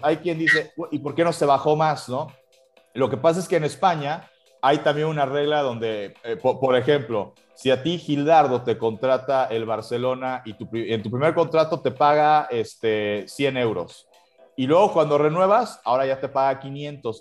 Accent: Mexico; somos un país, somos, somos una nación

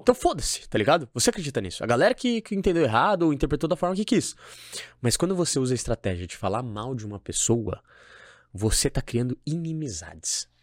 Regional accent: São Paulo, Brazil; moved away as an adult; now in Florianópolis, Brazil; Eu, por exemplo, hoje eu moro em Florianópolis. Uhum. Eu sou de São Paulo. Minha cultura é de São Paulo.

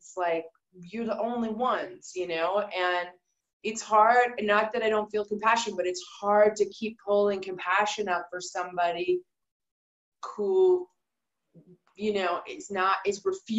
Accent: Canada; moved away; I as a Canadian

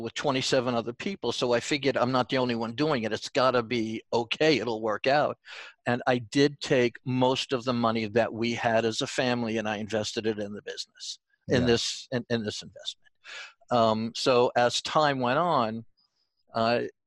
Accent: New York, United States; accent: New York; also born or lived in Long Island; my New York accent is coming out

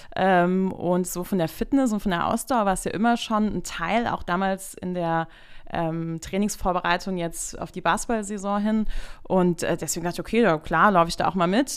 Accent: Bad Kreuznach, Rhineland-Palatinate, Germany; ich komme auch gebürtig aus Bad Kreuznach

